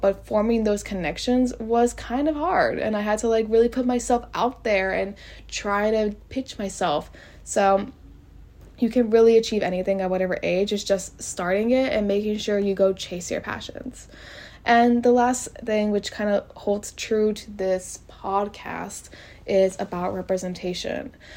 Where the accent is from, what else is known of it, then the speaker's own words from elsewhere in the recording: College Station, Texas, United States; I am from College Station, which is where Texas A&M is